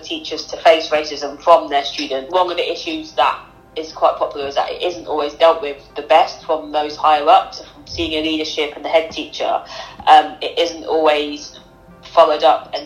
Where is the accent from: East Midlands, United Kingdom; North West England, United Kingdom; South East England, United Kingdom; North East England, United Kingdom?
East Midlands, United Kingdom; Northampton; Northampton, growing up in Northampton, it's not kind of like London or Birmingham